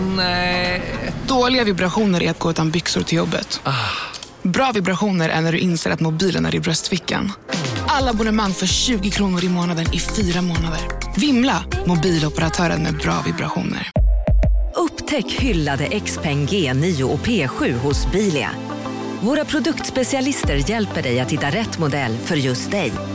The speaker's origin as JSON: {"language": "Swedish", "country": "Sweden", "said": "vi svenskar"}